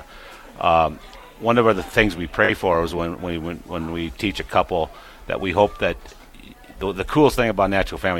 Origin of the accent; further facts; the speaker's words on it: Tyndall, South Dakota, United States; We grew up in Tyndall, South Dakota, where we first lived, where I became Catholic